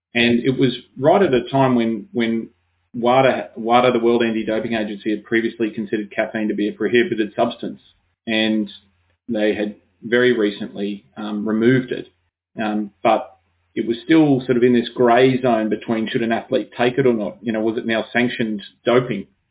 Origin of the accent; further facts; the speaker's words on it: Brisbane, Queensland, Australia; I'm from Brisbane in Queensland